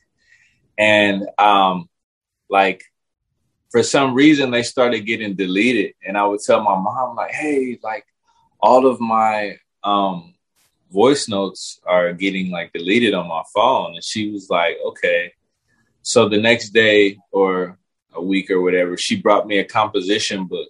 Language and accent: English; Pasadena, California, United States; also born or lived in Los Angeles; I was raised in Pasadena, California